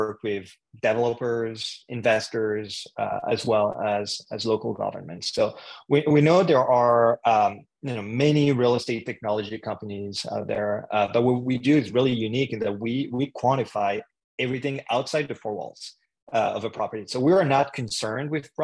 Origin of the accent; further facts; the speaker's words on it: France; English is a second language; moved away as an adult; now in Canada; if you hear an accent, it's because I'm originally from France. I moved to Canada to study at McGill University